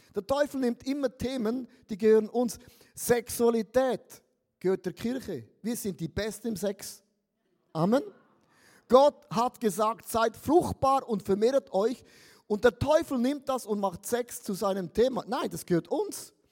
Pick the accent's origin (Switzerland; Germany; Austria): Switzerland; Ich bin ja ein Schweizer